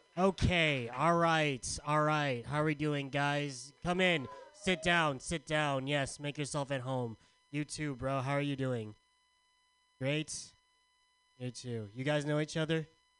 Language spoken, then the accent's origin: English; Philippines; I look like both Harold and Kumar. It's called being Filipino, asshole.